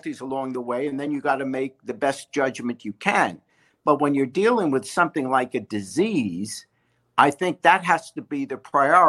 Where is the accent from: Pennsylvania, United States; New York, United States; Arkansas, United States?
New York, United States; New York City; also born or lived in England; I was raised in New York City, and I'm a diehard Yankee fan